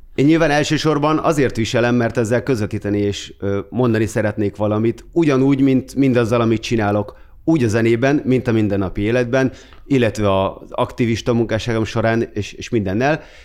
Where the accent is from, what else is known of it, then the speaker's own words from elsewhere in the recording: Gödöllő, Pest, Hungary; moved away as an adult; now in Budapest, Hungary; Gödöllőn nőttem fel